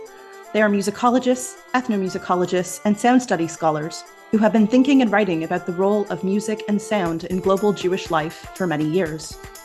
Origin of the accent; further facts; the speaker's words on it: Canada; I'm a Canadian historical musicologist